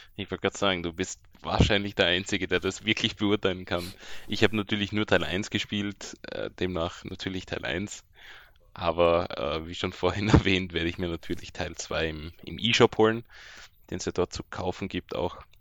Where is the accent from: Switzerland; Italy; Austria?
Austria; ich bin ja als Österreicher